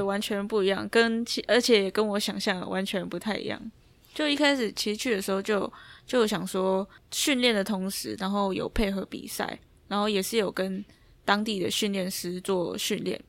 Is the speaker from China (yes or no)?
no; Taiwan; moved away as an adult; 我从台湾来的